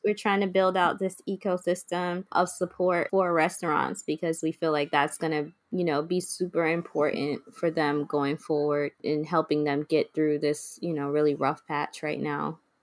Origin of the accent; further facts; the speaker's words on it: New York City, New York, United States; moved away as an adult; now in Brooklyn, United States; I'm originally from the Bronx